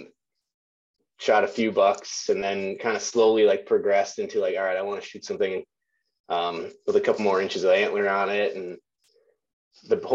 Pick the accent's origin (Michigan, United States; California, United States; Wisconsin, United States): Wisconsin, United States; also born or lived in La Crosse, Wisconsin; I'm from Wisconsin, kind of born and raised, kind of cut my teeth hunting whitetails in the north woods of Wisconsin